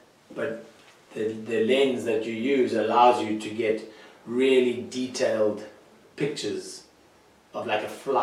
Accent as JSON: {"language": "English", "town": "Johannesburg", "region": "Gauteng", "country": "South Africa", "also_born_or_lived": "Natal, South Africa", "said": "I come from Johannesburg. I went to school in Natal"}